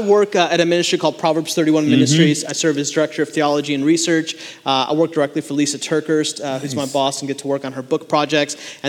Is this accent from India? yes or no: yes; India; now in Charlotte, United States; I'm Indian.